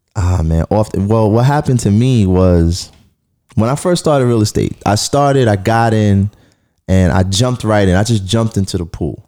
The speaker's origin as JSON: {"language": "English", "town": "New York City", "region": "New York", "country": "United States", "tie": "born or raised there", "said": "I'm a kid from Flatbush. I, I was sharing a, a two bedroom with my sister."}